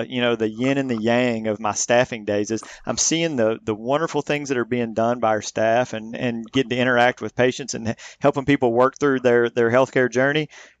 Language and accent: English; Missouri, United States; So I was born and raised in Southeast Missouri, which is where I'm speaking to you from right now, Mississippi River Delta. We're about 2 hours north of Memphis, Tennessee.